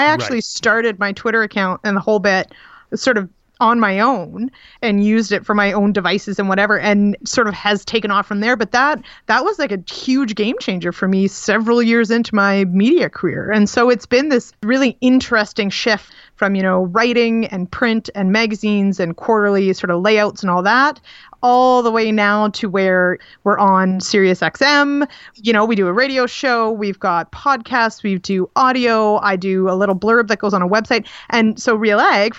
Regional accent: Manitoba, Canada; moved away; I am from Manitoba originally. I grew up on a teeny little, really a hobby farm outside of Winnipeg

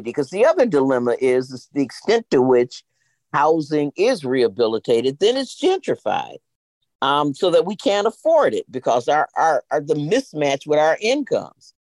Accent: Racine, Wisconsin, United States; now in Milwaukee, United States; I was born in Racine, 27 miles south of here

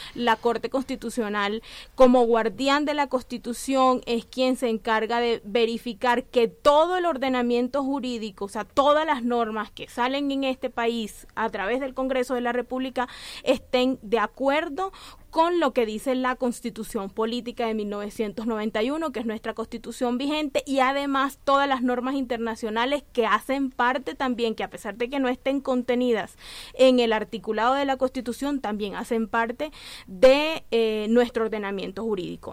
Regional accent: Colombia; nosotros teníamos como mujeres colombianas

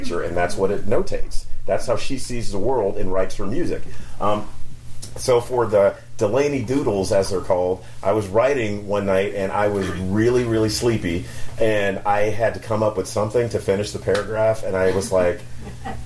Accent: North Carolina, United States; I'm from North Carolina

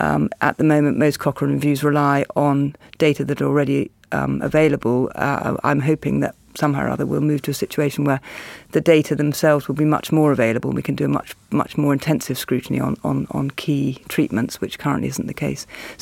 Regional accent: Australia; now in Cambridge, United Kingdom; I love the idea as an Australian, Ray. You think Oxford... I live in Cambridge, of course, which is miles away and completely...

